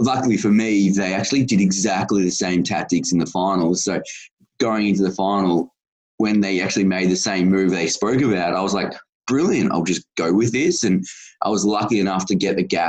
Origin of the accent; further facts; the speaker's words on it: Geelong, Victoria, Australia; I live in Geelong, the greatest city of all. We are very inclusive of disability, and nothing is ever too hard. So I was pretty lucky to grow up in this city